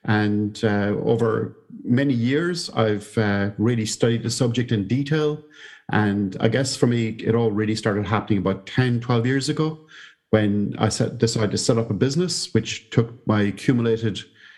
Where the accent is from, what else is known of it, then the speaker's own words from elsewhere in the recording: Ireland; moved away as an adult; now in Wellington, New Zealand; I came from Ireland to Victoria University here in Wellington, New Zealand, as an academic in the business school.